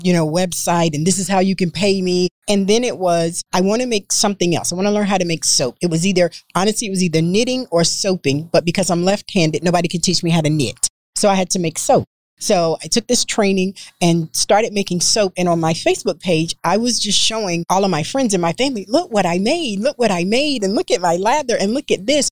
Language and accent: English; North Carolina, United States; now in Texas, United States; I'm from North Carolina, so my soaps have lard in them